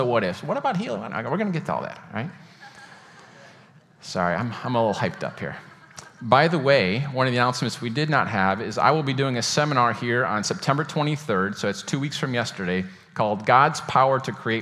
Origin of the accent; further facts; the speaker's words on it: Michigan, United States; moved away; I'm from Michigan. We talk fast up there